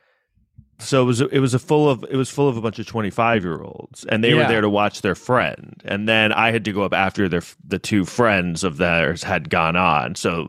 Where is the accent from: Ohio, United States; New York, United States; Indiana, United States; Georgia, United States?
New York, United States; Manhattan; I live in an apartment in Manhattan. I grew up in Manhattan.